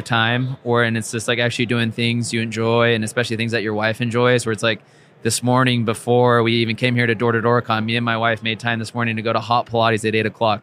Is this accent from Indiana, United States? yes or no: no; Orange County, Southern California, United States; I grew up in Orange County, down in Southern California